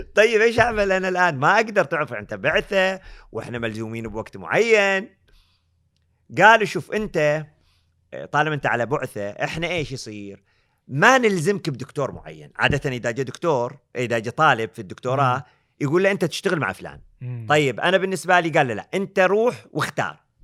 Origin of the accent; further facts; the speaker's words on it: Eastern Province, Saudi Arabia; also born or lived in Canada; انا من الشرقيه